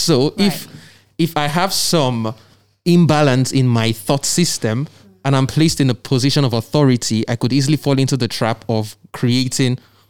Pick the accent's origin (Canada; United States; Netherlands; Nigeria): Nigeria; now in United Kingdom; I'm Nigerian.